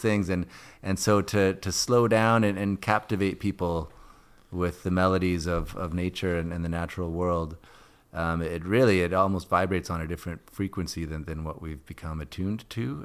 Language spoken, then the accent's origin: English; Edmonton, Alberta, Canada; moved away; I grew up in Edmonton